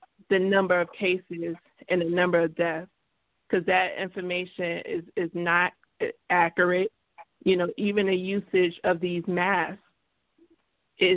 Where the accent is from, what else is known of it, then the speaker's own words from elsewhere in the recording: New York, United States; I'm a New Yorker